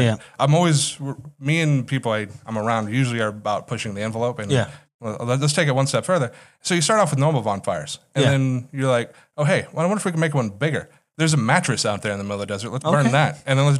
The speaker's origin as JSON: {"language": "English", "region": "California", "country": "United States", "moved": "yes", "lives_now": "Las Vegas, United States", "said": "Originally, I'm from Southern California, but I've been out here in Las Vegas now for 13 years."}